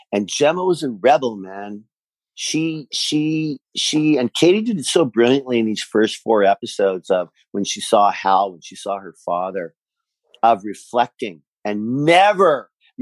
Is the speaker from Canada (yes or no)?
yes; Canada; being a Canadian proud